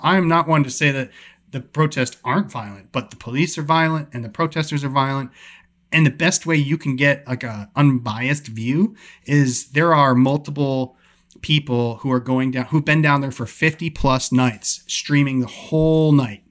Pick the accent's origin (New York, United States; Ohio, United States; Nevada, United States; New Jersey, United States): New York, United States; moved away; I grew up in New York